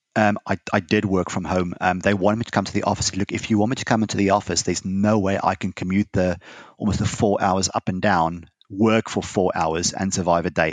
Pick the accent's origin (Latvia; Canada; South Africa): South Africa; now in United Kingdom; I'm a South African